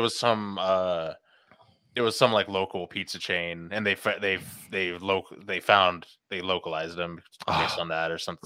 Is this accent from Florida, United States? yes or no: no; the Bay Area, California, United States; growing up in the Bay